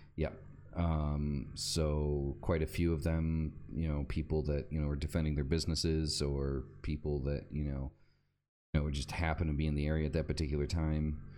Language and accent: English; United States; moved away; I'm an American